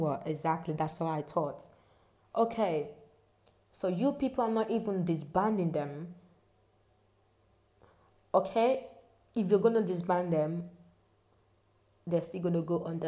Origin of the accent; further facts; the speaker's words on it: Nigeria; as a Nigerian